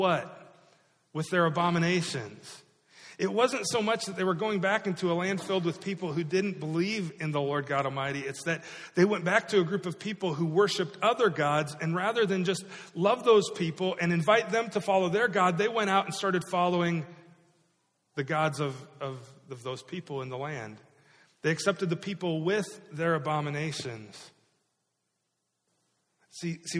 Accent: Iowa, United States; moved away; I grew up in Iowa

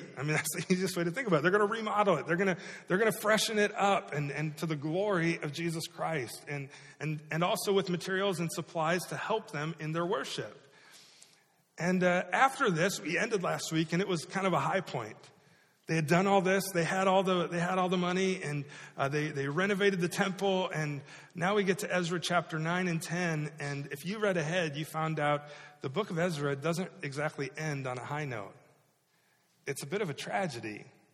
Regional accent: Iowa, United States; moved away; I grew up in Iowa

